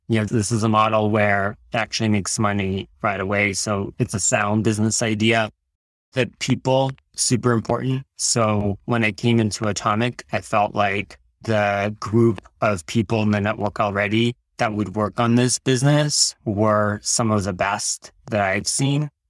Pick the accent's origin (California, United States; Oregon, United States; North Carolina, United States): California, United States; Fremont; also born or lived in Tashkent, Uzbekistan; My family and I immigrated to the United States when I was ten years old and grew up in the Bay Area all throughout high school